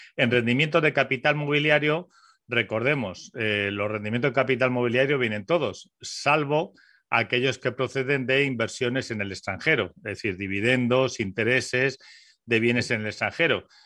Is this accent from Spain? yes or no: yes; Spain; somos españoles